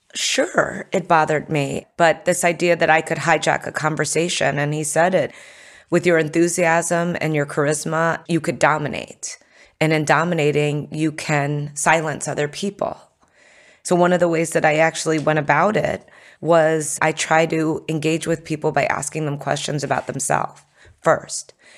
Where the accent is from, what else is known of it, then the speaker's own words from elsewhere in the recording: United States; I was born in America